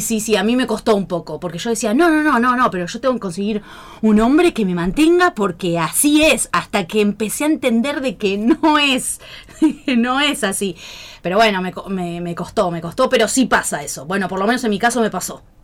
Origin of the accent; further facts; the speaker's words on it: Pergamino, Buenos Aires Province, Argentina; soy de Pergamino.